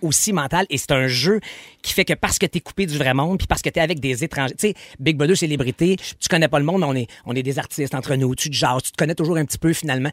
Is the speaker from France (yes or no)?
no; Quebec, Canada